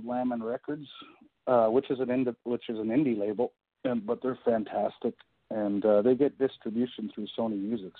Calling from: Canada; I'm calling in from a little town in Canada, really north, like really far north of you guys.

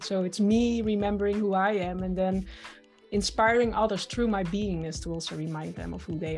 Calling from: Netherlands; And I'm joining you from the Netherlands.

